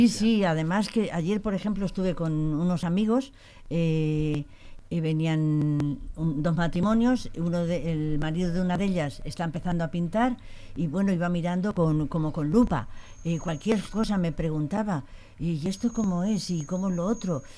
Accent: Las Pedroñeras, Castilla-La Mancha, Spain; soy de Pedroñeras y está Belmonte, eh, también de Cuenca.

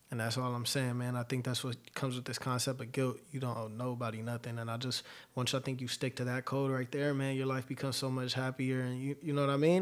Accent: Los Angeles, California, United States; also born or lived in Colton, California; I'm from Los Angeles, mid-city to be exact, right off of Pico

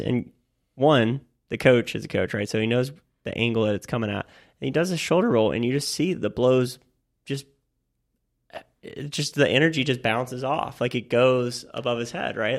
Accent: Florida, United States; I'm from Florida

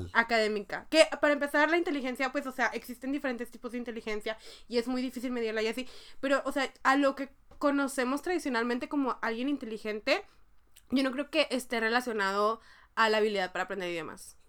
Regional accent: Mexico; moved away as an adult; now in South Korea; entré a la prepa, digo a la facultad, que en México estuve en la facultad un año y medio

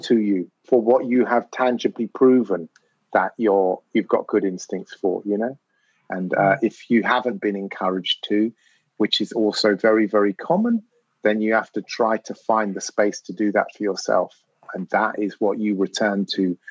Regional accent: London, United Kingdom; growing up in North London as a mixed race kid

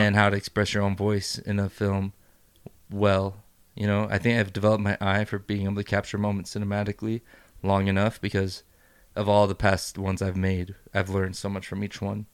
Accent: Idaho, United States; also born or lived in Juarez, Mexico; I'm freaking born and raised in Idaho, except for the couple years that we went back to Juarez.

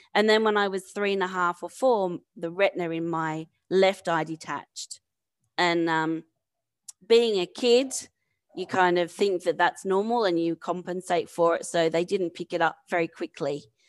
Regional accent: Campbelltown, New South Wales, Australia; also born or lived in London; now in San Francisco, United States; I'm from Campbelltown, which is about thirty miles southwest of Sydney.

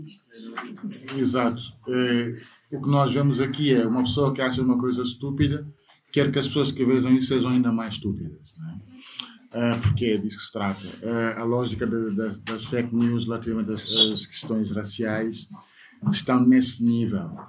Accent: Portugal

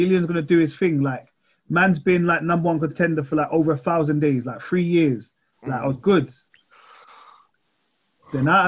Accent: England, United Kingdom; I'm English

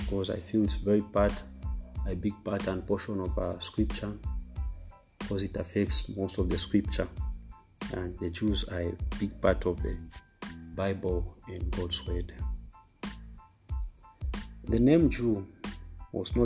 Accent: Zambia; I came from Zambia, Africa.

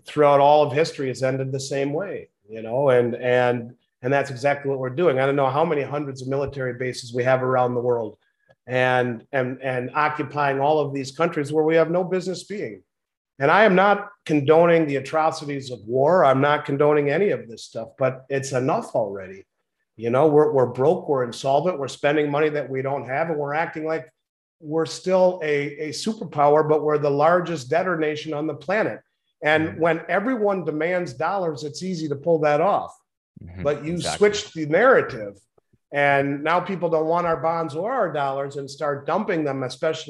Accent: United States; As an American, I'm 52.

